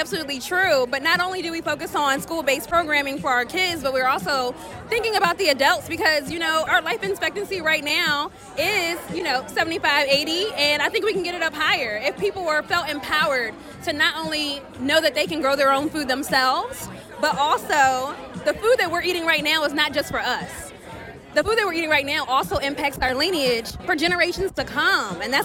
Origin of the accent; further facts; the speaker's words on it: Philadelphia, Pennsylvania, United States; I'm from Germantown